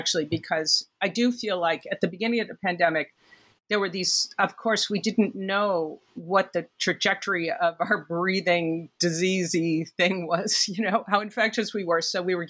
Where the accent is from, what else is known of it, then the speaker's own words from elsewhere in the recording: New York City, New York, United States; I think that most New Yorkers have kind of a series of conceits about New York, being a New Yorker and stuff. But I think one of mine is that we walk as a group really beautifully.